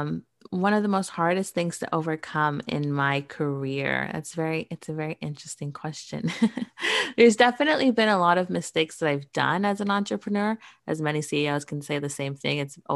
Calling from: Toronto, Ontario, Canada; I am joining from Toronto, Canada today.

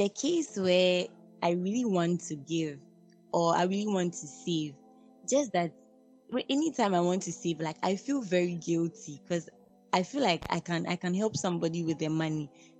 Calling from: University of Ghana, Greater Accra, Ghana; I'm calling from University of Ghana.

